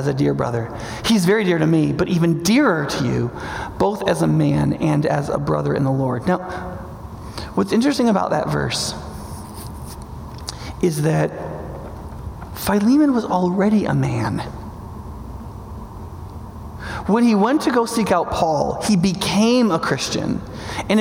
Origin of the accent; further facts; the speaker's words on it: Northern New York, United States; I grew up in Northern New York